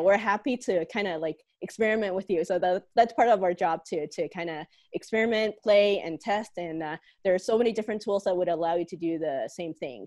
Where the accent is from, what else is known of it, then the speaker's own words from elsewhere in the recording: Hong Kong; now in Calgary, Canada; I'm originally from Hong Kong and used to be a student here at the University of Calgary.